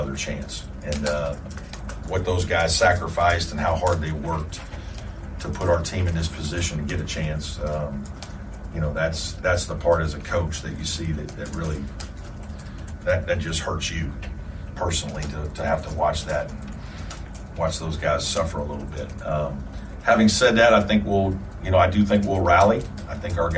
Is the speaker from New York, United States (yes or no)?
no; Southern Indiana, United States; now in Clemson, United States; I'm from Southern Indiana